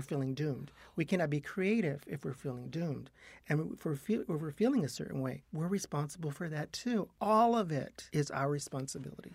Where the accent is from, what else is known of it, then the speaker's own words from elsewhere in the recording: Yuma, Arizona, United States; now in Los Angeles, United States; I grew up in Yuma, Arizona.